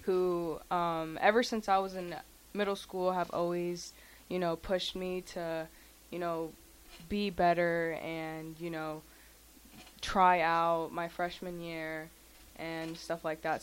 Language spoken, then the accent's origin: English; Lincoln, Nebraska, United States; first language Spanish; English is a second language; also born or lived in Kansas City, Missouri; I was born and raised in Lincoln, Nebraska